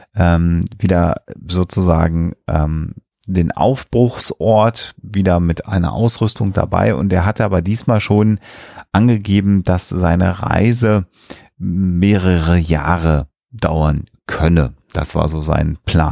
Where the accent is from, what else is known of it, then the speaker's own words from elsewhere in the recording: Germany; Bei uns in Deutschland